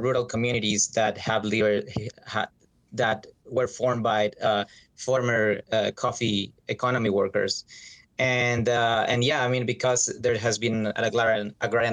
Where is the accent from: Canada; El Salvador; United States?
El Salvador; I'm from El Salvador